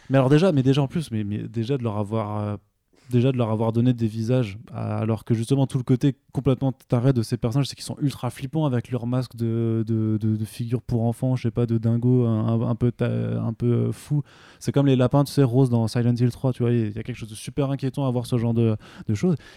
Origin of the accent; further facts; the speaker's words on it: Italy; j'ai droit je suis italien